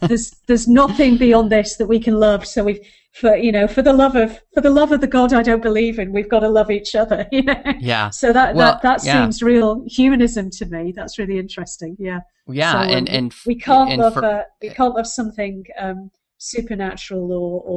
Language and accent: English; United Kingdom; being a British viewer of an American show